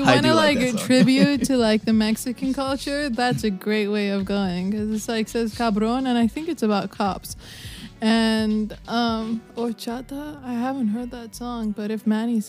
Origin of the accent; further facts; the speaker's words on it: China; moved away; I grew up in China.